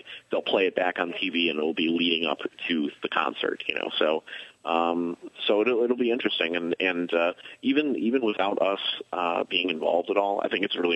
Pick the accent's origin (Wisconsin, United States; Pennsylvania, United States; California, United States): Wisconsin, United States; Milwaukee; now in Chicago, United States; I grew up in Milwaukee.